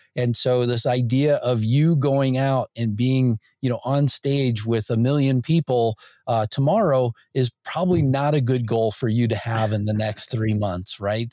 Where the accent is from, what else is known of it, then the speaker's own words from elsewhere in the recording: Northwest Indiana, United States; I grew up in Indiana, uh, Northwest Indiana